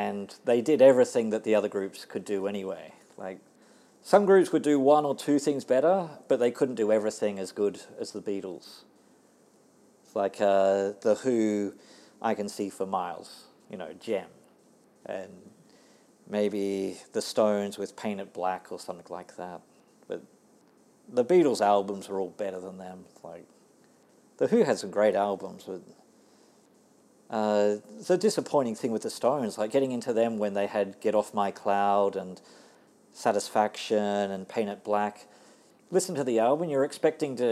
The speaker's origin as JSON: {"language": "English", "country": "Australia", "accent": "Aussie", "moved": "yes", "lives_now": "Tokyo, Japan", "said": "my Aussie accent."}